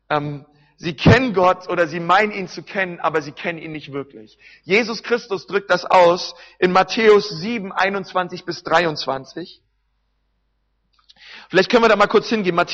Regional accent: Berlin, Germany; Wisst ihr, ich komme aus Berlin

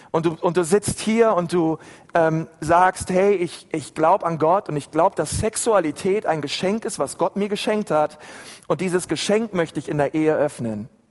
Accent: Berlin, Germany; ich bin in, in Berlin in einer Gemeinde groß geworden

